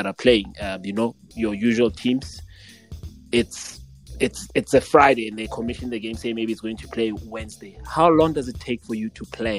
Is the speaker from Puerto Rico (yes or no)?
no; South Africa; as the South African that I am